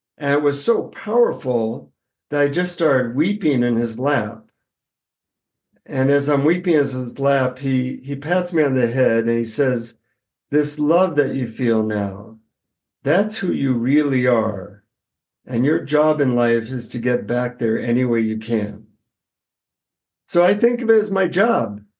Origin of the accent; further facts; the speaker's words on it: United States; from the United States